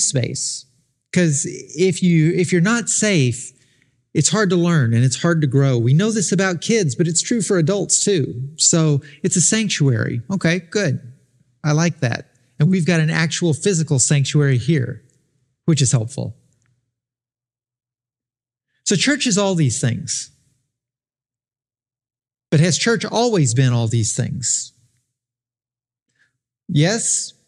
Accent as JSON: {"language": "English", "region": "Arkansas", "country": "United States", "tie": "born or raised there", "said": "If I was born in Arkansas, spent all my childhood in Arkansas"}